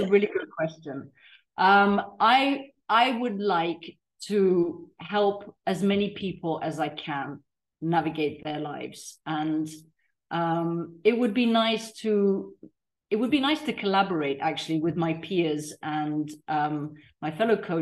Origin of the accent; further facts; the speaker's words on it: Tanzania; moved away as an adult; also born or lived in Africa; now in Mallorca, Spain; I was raised in Tanzania, third generation Tanzanian.